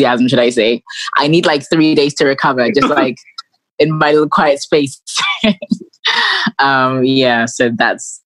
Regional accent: London, United Kingdom; moved away as an adult; also born or lived in Sussex; now in Nigeria; I was born in London, and then when I was about three, I moved back to Nigeria with my family, and I lived here till I was about 9 and a half, and then I moved back to London. I went to school in Sussex

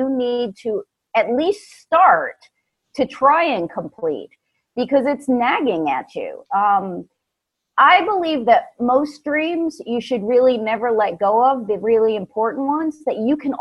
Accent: New York, United States; now in Atlanta, United States; Originally from New York, transplanted to Georgia.

